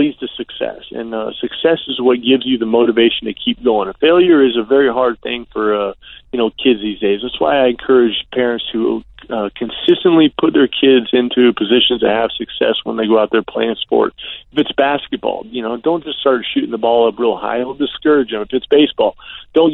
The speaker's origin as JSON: {"language": "English", "region": "Arizona", "country": "United States", "tie": "born or raised there", "said": "I grew up in Arizona"}